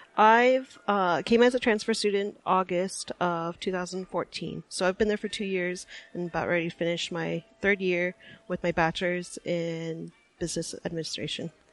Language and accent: English; Anchorage, Alaska, United States; I am from Anchorage, Alaska, and my family comes from up north